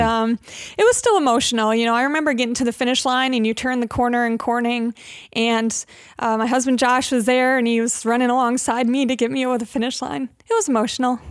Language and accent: English; Hamlin, New York, United States; also born or lived in Buffalo; now in Rochester, United States; I grew up in Hamlin, uh, in Brockport